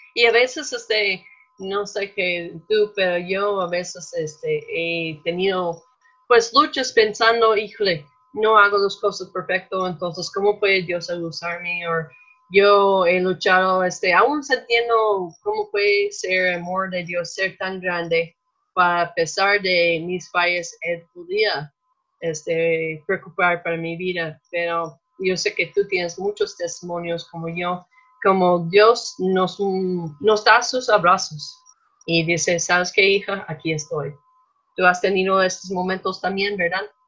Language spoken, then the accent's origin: Spanish; Minnesota, United States; accent: gringo; Spanish is a second language; moved away as an adult; now in Mexico; yo crecí en Minnesota, claro que nos notan que tenemos un acento gringo